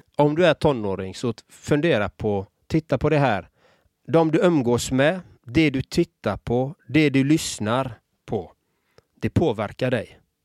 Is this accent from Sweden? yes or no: yes; Gothenburg, Västra Götaland, Sweden; Själv är jag uppvuxen i en förort i Göteborg.